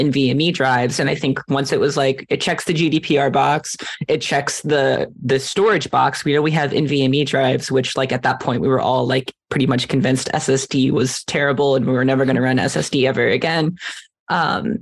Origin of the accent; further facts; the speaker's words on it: Iceland; moved away; my home country of Iceland